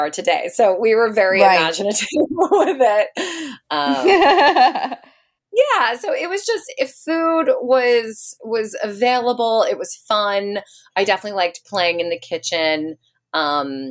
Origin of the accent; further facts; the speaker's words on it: Silver Spring, Maryland, United States; now in New York City, United States; I grew up in Silver Spring, Maryland, right outside of DC.